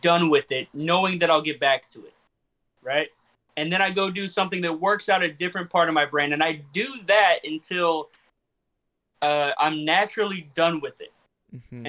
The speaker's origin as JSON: {"language": "English", "region": "Florida", "country": "United States", "said": "I'm from Florida"}